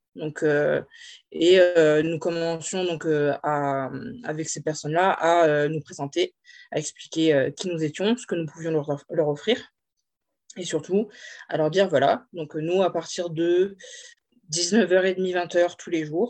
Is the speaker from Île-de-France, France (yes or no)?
no; Corsica, France; moved away; also born or lived in Aix-en-Provence; je suis originaire de Corse